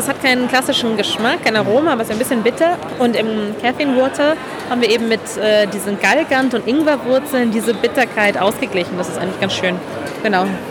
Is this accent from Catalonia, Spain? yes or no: yes; Barcelona, Catalonia, Spain; moved away as an adult; now in Berlin, Germany; ich komme ursprünglich aus Barcelona, da bin ich geboren und aufgewachsen und dann ähm, irgendwie mit Mitte 20 in Berlin äh, gelandet